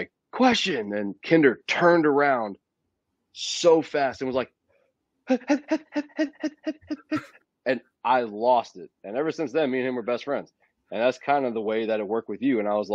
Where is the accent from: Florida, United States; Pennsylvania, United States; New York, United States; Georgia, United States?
Florida, United States; moved away; my hometown in Florida